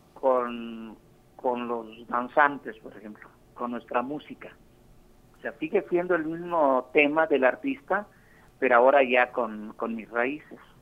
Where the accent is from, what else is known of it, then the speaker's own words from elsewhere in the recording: Puebla, Mexico; moved away; also born or lived in Mexico City / United States; Yo soy de Puebla, soy poblano, eh, bueno, me considero chilango poblano